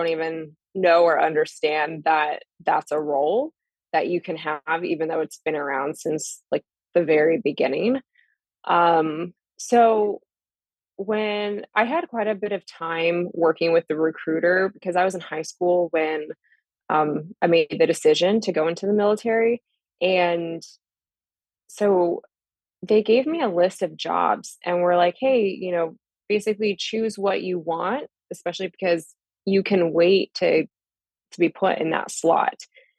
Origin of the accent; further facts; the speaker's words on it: Vancouver, Washington, United States; also born or lived in California / Fort Drum; so I was born in California. My dad joined the Army. We were stationed at Fort Drum. And then later on, we moved to Washington State.